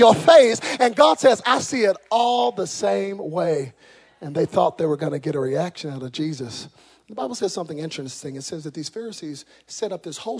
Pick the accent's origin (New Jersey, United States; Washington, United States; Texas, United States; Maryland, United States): Texas, United States; I'm from Texas